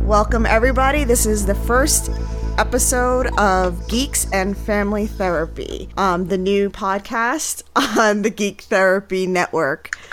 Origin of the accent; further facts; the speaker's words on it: New York City, New York, United States; moved away as an adult; now in Pennsylvania, United States; I was born and raised in the Bronx. And then I moved to rural Pennsylvania